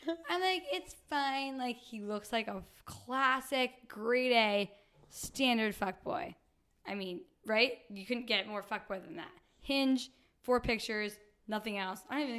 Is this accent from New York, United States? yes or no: yes; Staten Island, New York, United States; I'm from Staten Island.